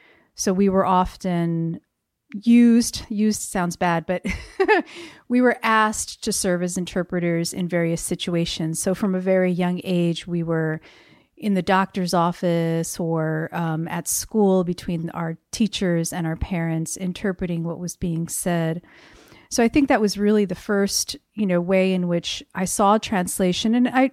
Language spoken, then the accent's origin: English; Paterson, New Jersey, United States; now in El Paso, United States; And I am originally from New Jersey, so not too far from where we're sitting right now. And that seems relevant to me. Paterson, New Jersey specifically